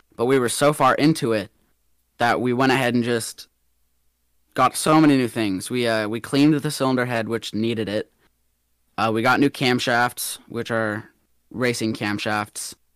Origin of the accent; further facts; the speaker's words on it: Atlanta, Georgia, United States; I'm from Atlanta, Georgia, born and raised